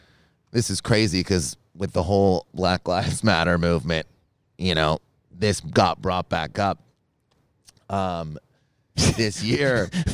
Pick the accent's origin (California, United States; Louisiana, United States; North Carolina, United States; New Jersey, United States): North Carolina, United States; I'm from North Carolina.